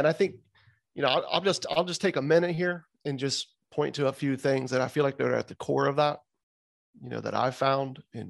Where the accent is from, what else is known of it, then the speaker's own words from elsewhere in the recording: the South, United States; So it's a hard name, man. I'm from the South.